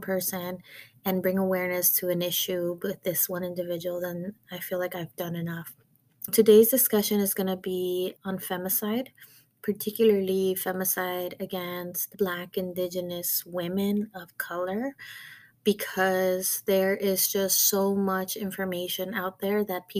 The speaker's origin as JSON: {"language": "English", "country": "Mexico", "said": "Yes, I'm Mexican. Yes, I spoke Spanish, but I was not from there. Even if I was born in Mexico, that wasn't where I was born."}